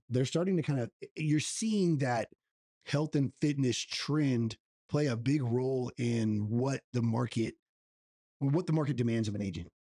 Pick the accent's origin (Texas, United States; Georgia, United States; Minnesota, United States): Texas, United States; La Vernia; I'm partners in a gym in my hometown of Lavernia where I currently live